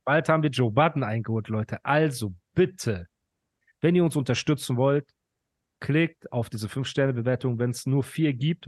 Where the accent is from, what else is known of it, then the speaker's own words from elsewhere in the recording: Iran; now in Pforzheim, Germany; Ich bin Iraner